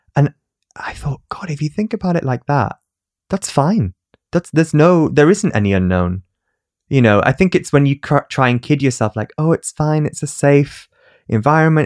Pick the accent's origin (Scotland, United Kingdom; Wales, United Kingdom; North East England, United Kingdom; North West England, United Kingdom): North East England, United Kingdom; Newcastle upon Tyne; accent: northern; I was from Newcastle and I had a, an accent